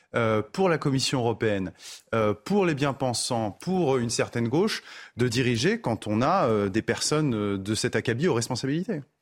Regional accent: France; en tant que Français

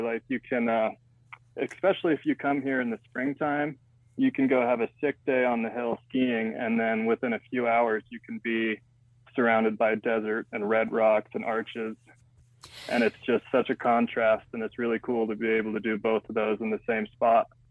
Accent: Utah, United States; Growing up in Utah is pretty wild

